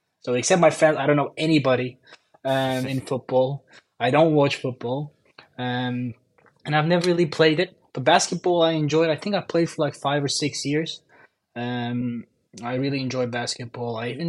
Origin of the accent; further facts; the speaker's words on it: Istanbul, Turkey; A lot of traffic, yeah, that's for sure. But besides that, honestly, life, yeah, like I said, I mean, like you said, I mean, motocross racing when I was five. I actually won the Turkish motocross championship when I was six